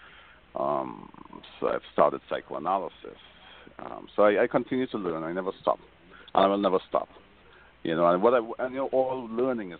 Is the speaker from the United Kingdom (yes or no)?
no; Trinidad & Tobago; moved away; I was born in Trinidad.